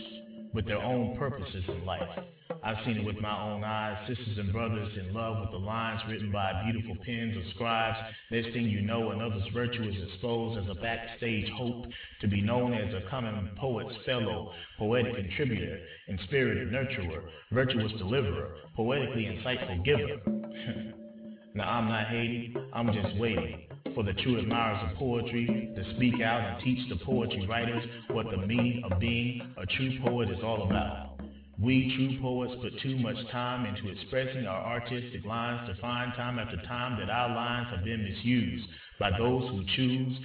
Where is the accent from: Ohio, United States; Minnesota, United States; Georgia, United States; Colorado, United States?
Georgia, United States; my home state in Georgia